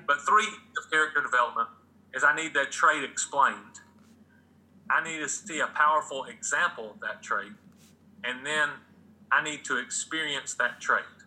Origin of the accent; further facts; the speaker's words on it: Atlanta, Georgia, United States; the 1990 to 91 Braves, my hometown